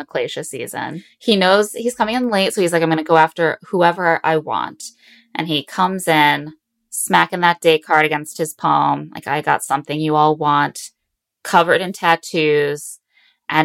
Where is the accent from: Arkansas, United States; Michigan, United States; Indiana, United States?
Indiana, United States; in Indiana, we do know about Chicago